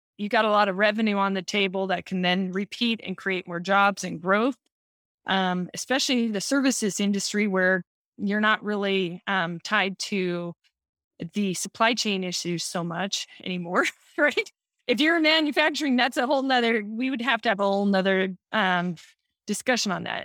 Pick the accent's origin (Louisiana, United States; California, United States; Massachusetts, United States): California, United States; Southern; I grew up in Southern California